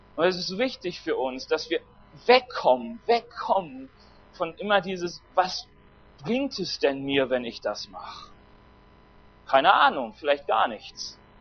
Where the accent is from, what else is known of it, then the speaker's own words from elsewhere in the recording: Germany; Ich bin Deutscher